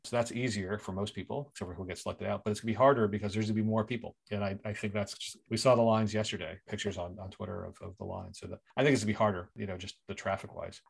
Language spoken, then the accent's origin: English; Philadelphia, Pennsylvania, United States; now in Canada; I went to my hometown of Philadelphia